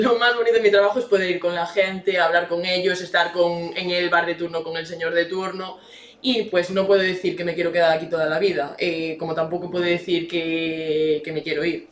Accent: Verín, Galicia, Spain; also born or lived in Santiago de Compostela; me crié en Berín

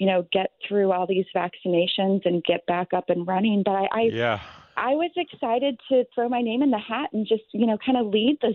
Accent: St. Louis, Missouri, United States; I grew up in South County

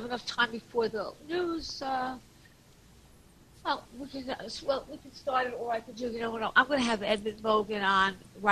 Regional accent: Long Island, New York, United States; I'm from Long Island.

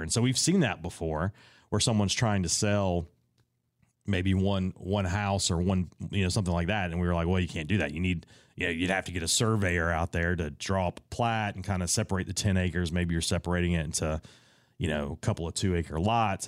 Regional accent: Raleigh, North Carolina, United States; I'm from Raleigh, North Carolina

